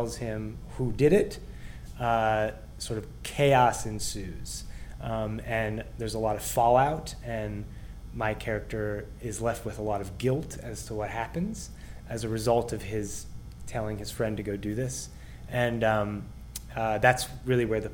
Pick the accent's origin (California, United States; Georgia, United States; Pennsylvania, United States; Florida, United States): Pennsylvania, United States; Pittsburgh; moved away as an adult; also born or lived in Cincinnati; now in New York, United States; I grew up here, and I come back a lot to do plays